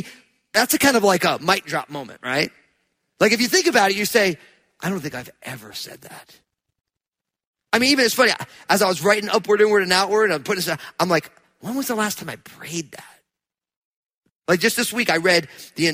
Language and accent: English; New Jersey, United States; I'm from New Jersey